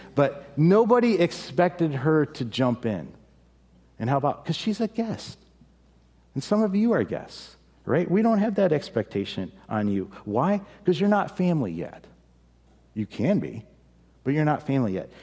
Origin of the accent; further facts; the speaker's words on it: United States; we as an American, as Americans